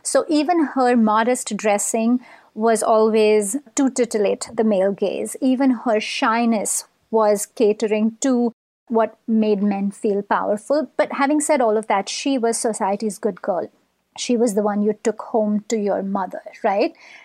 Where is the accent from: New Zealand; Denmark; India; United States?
India; Mumbai, Maharashtra; moved away; we grew up in Mumbai at approximately the same time